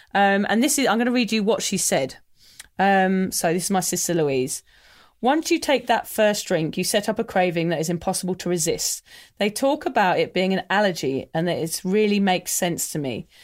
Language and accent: English; England, United Kingdom; I'm English